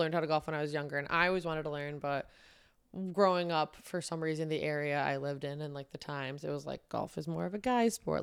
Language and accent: English; Manoa, New York, United States; moved away; I'm from a town called Manoa, New York.